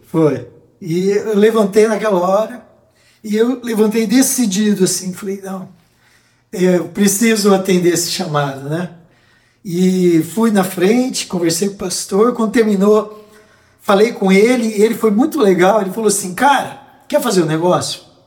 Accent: Presidente Prudente, São Paulo, Brazil; also born or lived in Curitiba; now in Ijuí, Brazil; eu nasci em Presidente Prudente, num lar mais ou menos cristão

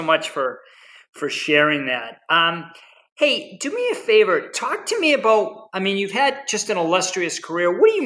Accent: Boston, Massachusetts, United States; growing up in Boston

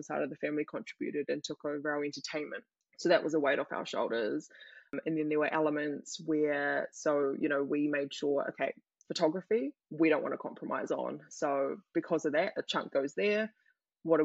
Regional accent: Thailand; now in New Zealand; I'm from Thailand

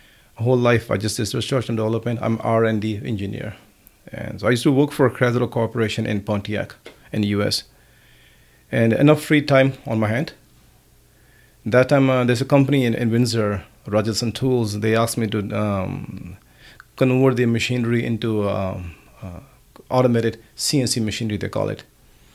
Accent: Anandpur Sahib, Punjab, India; moved away as an adult; also born or lived in Ludhiana, Punjab; now in Canada; I grew up in Anandpur Sahib. I came here at the age of 20

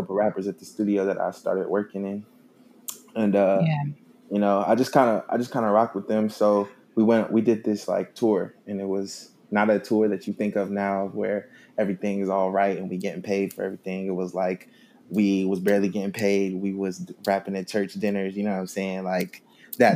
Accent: Bristol, Virginia, United States; was born in Bristol, Virginia, small town in Virginia, on the coast of Tennessee

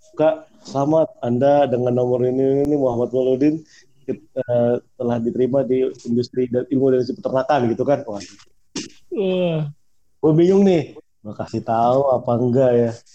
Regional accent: Jakarta, Indonesia; moved away as an adult; also born or lived in Yogyakarta; aslinya sih kita berdua dari Jakarta jadi iya, Jakarta yang kuliah di Jogja.

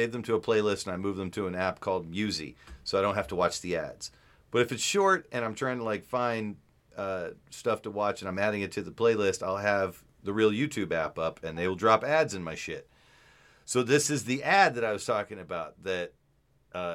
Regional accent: Virginia, United States; accent: southern; I'm from Virginia

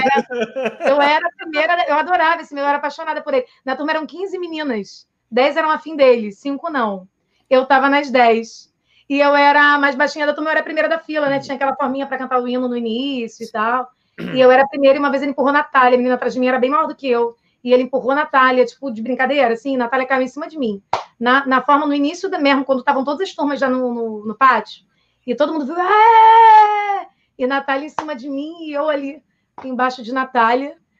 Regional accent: Niterói, Rio de Janeiro, Brazil; eu sou de Niterói

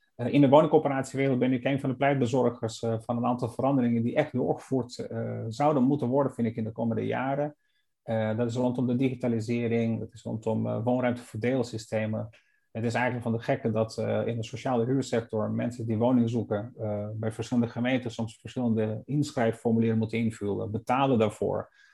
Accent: Ohrid, North Macedonia; now in Netherlands; het meer van Ochrid, waar ik geboren ben

